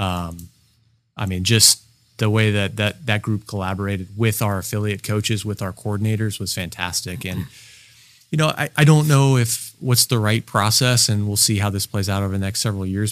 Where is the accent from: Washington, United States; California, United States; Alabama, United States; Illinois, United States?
California, United States; Alameda; I'm originally from Alameda. I was born there